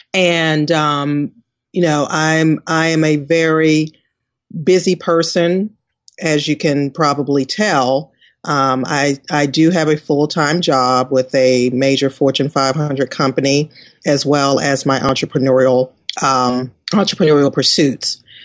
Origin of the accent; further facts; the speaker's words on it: Washington, District of Columbia, United States; I am a native Washingtonian, born and raised in Washington, D.C.